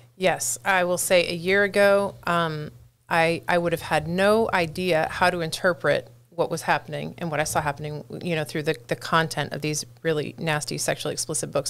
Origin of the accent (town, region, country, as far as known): San Jose, California, United States; born or raised there; moved away as an adult; also born or lived in Santa Cruz County, California; now in Hillsborough County, United States